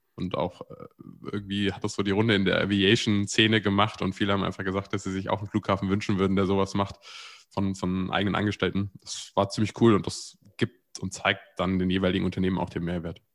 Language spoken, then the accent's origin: German; near Frankfurt, Hesse, Germany; Ich bin in der Nähe von Frankfurt aufgewachsen